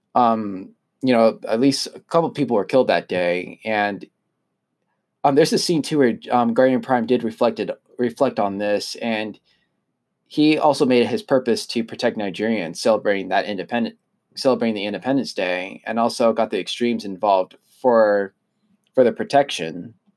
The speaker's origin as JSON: {"language": "English", "country": "United States", "tie": "born or raised there", "said": "I was born in the U S, I'm an, I'm an American"}